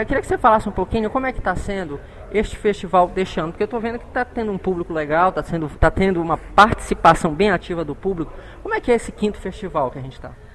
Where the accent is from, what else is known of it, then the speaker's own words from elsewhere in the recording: Pará, Brazil; todos nós paraenses